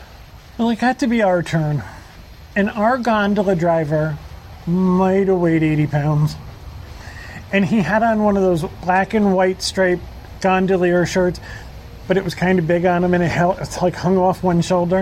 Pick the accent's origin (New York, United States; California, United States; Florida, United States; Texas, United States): Florida, United States; Orlando; we were from Orlando